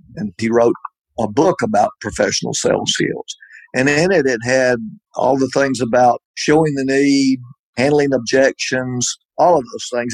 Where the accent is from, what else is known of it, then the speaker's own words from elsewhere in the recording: Columbus, Georgia, United States; I grew up in Columbus, Georgia.